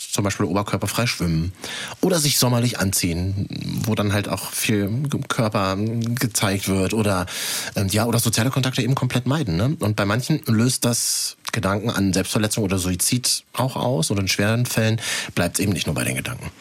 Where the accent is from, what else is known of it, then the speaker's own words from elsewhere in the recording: Germany; bei uns in Deutschland